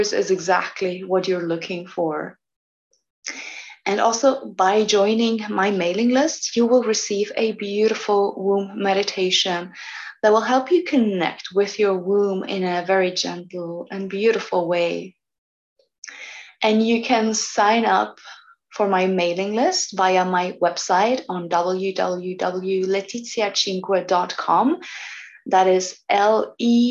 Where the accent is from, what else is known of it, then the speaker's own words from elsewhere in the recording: Switzerland; moved away as an adult; also born or lived in Bali; I was living before for 1 year in my village where I was born, where I grew up